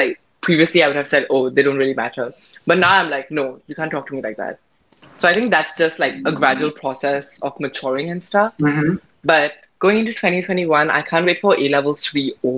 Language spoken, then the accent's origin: English; India; I'm Indian